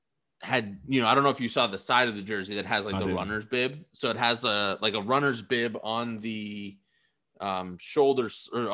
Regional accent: a town on the Boston Marathon route, Massachusetts, United States; moved away; if we're in our hometown, it runs through my hometown.

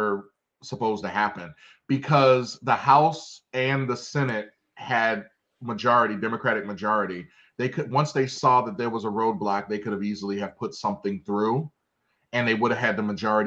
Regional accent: Baltimore, Maryland, United States; growing up in Baltimore, having spent time down at Lexington Market

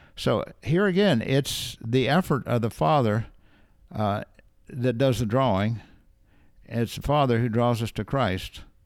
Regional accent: United States; we're Americans, well, I'm American

